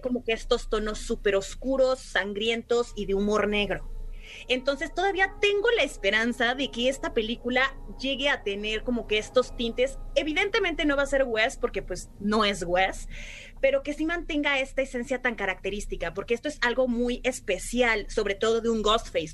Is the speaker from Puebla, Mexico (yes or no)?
yes; Puebla, Mexico; yo soy de Puebla